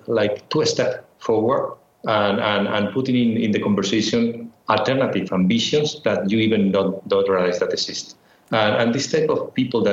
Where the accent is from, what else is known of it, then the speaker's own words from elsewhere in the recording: Madrid, Community of Madrid, Spain; I was born in Madrid, in Spain. And basically, my childhood was in Madrid